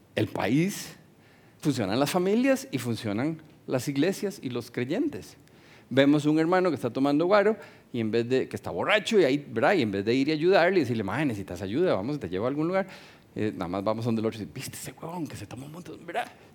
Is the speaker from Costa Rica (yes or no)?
yes; Costa Rica; Como ticos nos cuesta montones porque somos non-confrontational